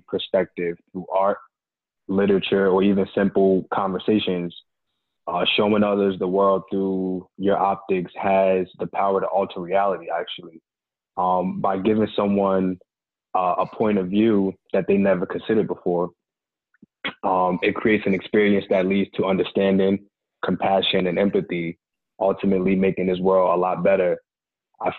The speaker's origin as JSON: {"language": "English", "region": "New Jersey", "country": "United States", "tie": "born or raised there", "moved": "as an adult", "lives_now": "Georgia, United States", "said": "the story of me moving from my hometown. 2 years ago, I relocated from New Jersey to Georgia"}